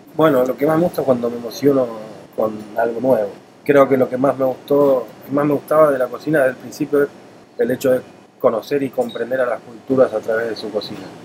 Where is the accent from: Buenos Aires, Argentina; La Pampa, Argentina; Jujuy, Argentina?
Buenos Aires, Argentina; moved away as an adult; also born or lived in Spain / Italy; now in Puerto Rico; nací en Argentina, estudié en Argentina, eh, luego trabajé en, España, en Italia